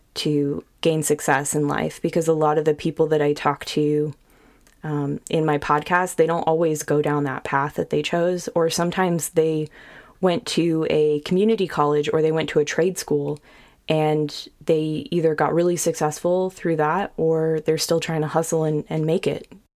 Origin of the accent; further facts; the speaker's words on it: Sacramento, California, United States; moved away as an adult; also born or lived in Bay Area, California; now in Austin, United States; we grew up in Sacramento, but we moved to the Bay Area